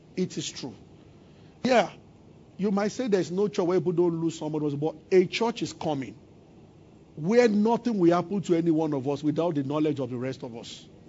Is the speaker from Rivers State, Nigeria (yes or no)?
no; Abuja, Federal Capital Territory, Nigeria; when I was growing up, I grew up in Abuja.